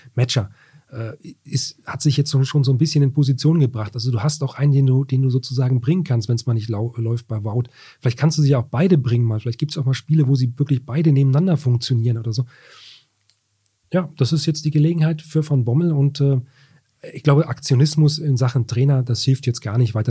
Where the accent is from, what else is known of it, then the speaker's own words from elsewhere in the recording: Wolfsburg, Lower Saxony, Germany; Ich bin ja auch gebürtiger Wolfsburger